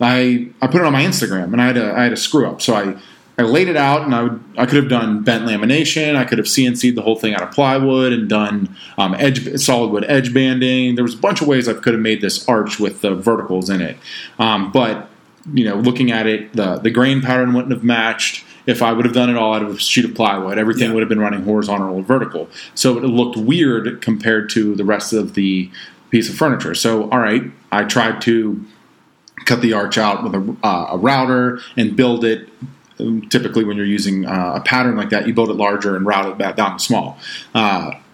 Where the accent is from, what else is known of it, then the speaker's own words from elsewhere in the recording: Pittsburgh, Pennsylvania, United States; I'm from Pittsburgh